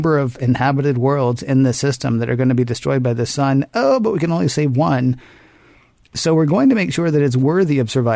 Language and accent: English; the South, United States; I'm from the South